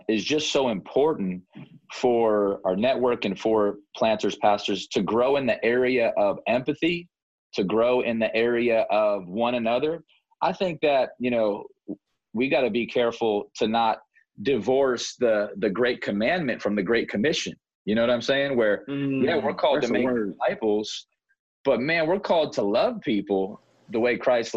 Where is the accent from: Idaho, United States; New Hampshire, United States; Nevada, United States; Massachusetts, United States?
Nevada, United States; Las Vegas; This is my home. I grew up in Las Vegas.